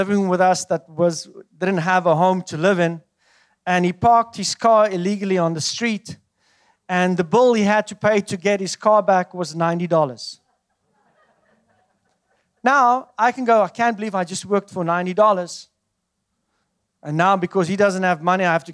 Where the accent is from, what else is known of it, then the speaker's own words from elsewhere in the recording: South Africa; moved away as an adult; I come from South Africa